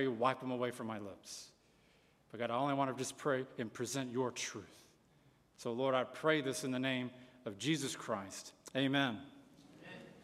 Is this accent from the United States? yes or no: yes; United States